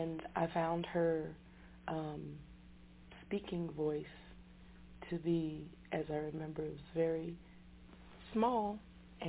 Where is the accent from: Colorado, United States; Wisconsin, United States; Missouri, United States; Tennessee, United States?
Colorado, United States; Denver; also born or lived in Detroit, Michigan; I grew up in Denver, Colorado.